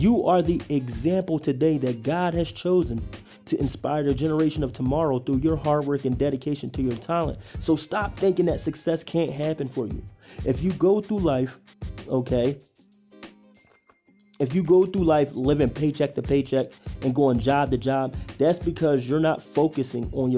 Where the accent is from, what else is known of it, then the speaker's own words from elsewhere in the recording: Philadelphia, Pennsylvania, United States; moved away as an adult; now in Idaho, United States; growing up in Philly